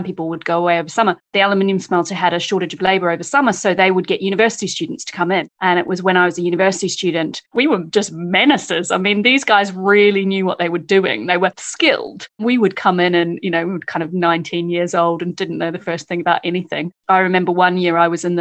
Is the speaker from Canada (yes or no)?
no; New Zealand; moved away as an adult; now in London, United Kingdom; I am from New Zealand. I came over here to do postgrad work